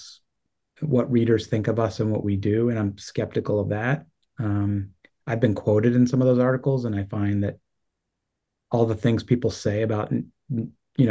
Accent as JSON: {"language": "English", "town": "State College", "region": "Pennsylvania", "country": "United States", "tie": "born or raised there", "said": "I grew up in State College as well"}